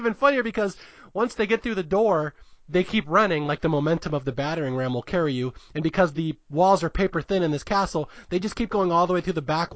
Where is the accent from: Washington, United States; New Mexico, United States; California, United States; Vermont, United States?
Washington, United States; Bellevue; Bellevue is where I grew up. I grew up literally in Bellevue, Washington, went to Interlake High School. That is my home.